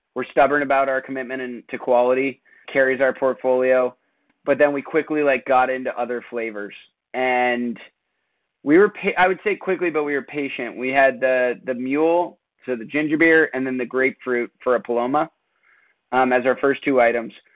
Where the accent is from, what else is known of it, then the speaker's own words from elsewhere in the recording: Portola Valley, California, United States; now in Maine, United States; Tyler and I, my brother-in-law, we grew up in Portola Valley, California together